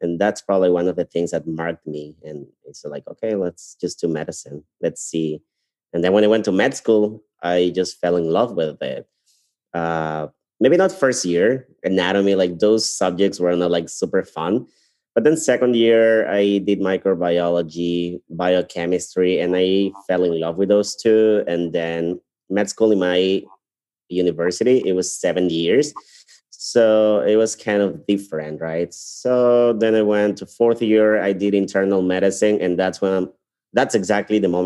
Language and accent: English; Ecuador; moved away as an adult; also born or lived in Guayaquil, Ecuador; now in Chicago, United States; I'm from Ecuador. I'm from South America. I went to medical school in Guayaquil, which is part of the coast of my country.